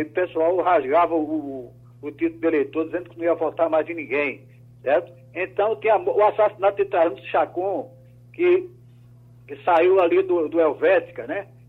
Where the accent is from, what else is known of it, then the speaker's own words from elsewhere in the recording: Recife, Pernambuco, Brazil; eu não estava no Brasil, Mas eu vi lá em Portugal, depois de dois anos saudosos da, da minha terra